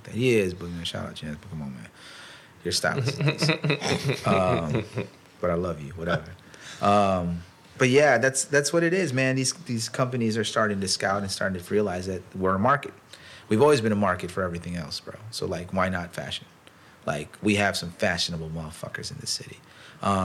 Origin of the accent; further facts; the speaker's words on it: Chicago, Illinois, United States; we're from Chicago